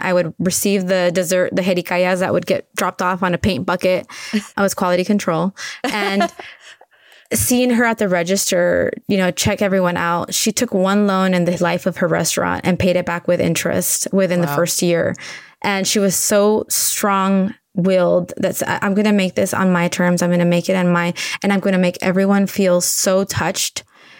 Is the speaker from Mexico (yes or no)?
yes; Tijuana, Baja California, Mexico; English is a second language; now in United States; I mean, I learned English watching Julia Child on TV in Tijuana. So I'm ESL, and we learned English watching the KP, you know, public broadcast TV